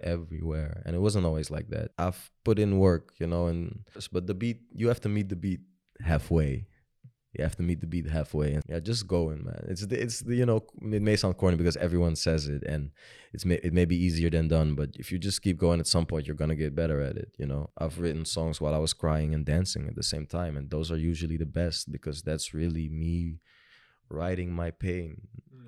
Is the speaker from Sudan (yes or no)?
yes; Sudan; I am originally from Sudan